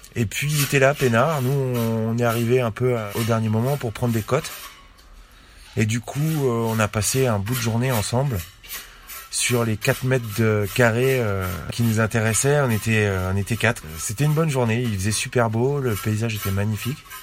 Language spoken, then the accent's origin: French; Paris, Île-de-France, France; accent: Parisian; mon accent de parisien, l'accent que j'ai quand je m'adresse à vous